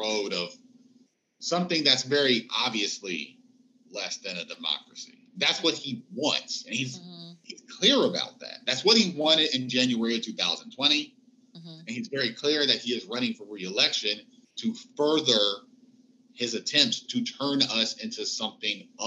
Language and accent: English; Indiana, United States; we're from Indiana.